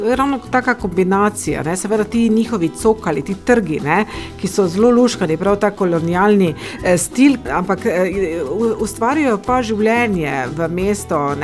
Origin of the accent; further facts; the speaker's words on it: Ptuj, Drava, Slovenia; sem rojena tu na Ptuju